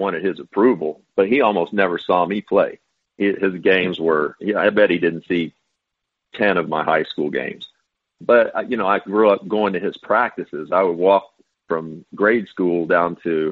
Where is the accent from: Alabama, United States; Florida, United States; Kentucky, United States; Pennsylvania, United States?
Kentucky, United States; Owensboro; also born or lived in Bowling Green, Kentucky; I'm born and raised in Kentucky. I was born in Bowling Green, late 60s. and raised in Owensboro, Kentucky, western part of the state